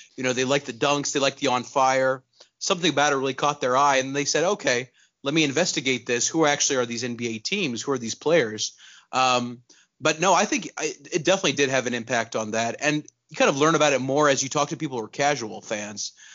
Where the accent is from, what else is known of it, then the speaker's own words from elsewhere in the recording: Pakistan; moved away; also born or lived in Texas; I was born in Texas, but I grew up in Pakistan